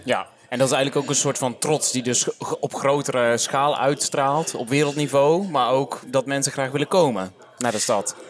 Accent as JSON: {"language": "Dutch", "town": "Vlijmen", "region": "North Brabant", "country": "Netherlands", "said": "ik kom uit Vlijmen aan de andere kant van Den Bosch."}